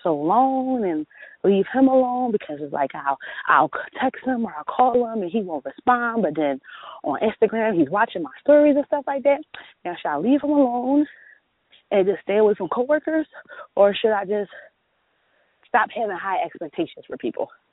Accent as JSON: {"language": "English", "town": "Philadelphia", "region": "Pennsylvania", "country": "United States", "said": "I'm from Philly"}